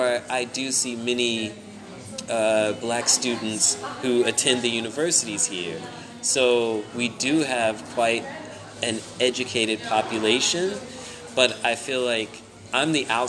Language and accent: English; United States; now in Bremen, Germany; growing up in America